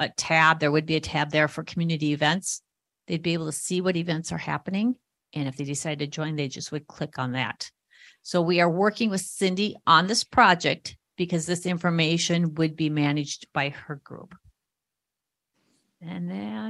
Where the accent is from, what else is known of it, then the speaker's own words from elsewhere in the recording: Minnesota, United States; I'm from Minnesota